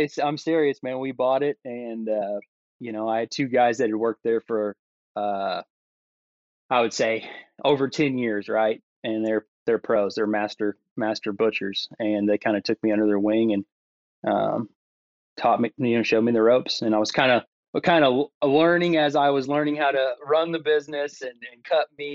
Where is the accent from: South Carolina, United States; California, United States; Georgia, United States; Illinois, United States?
Illinois, United States; Southern; moved away as an adult; also born or lived in Tennessee; move back to my hometown and buy this store